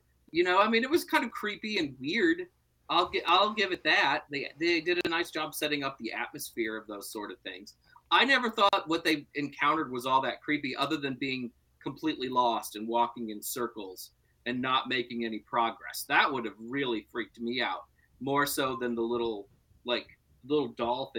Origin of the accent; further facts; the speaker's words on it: Tennessee, United States; growing up in Tennessee, like I did